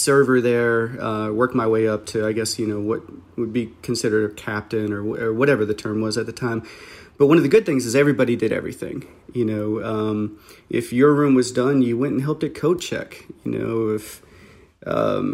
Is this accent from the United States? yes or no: yes; Midwest, United States; growing up in the Midwest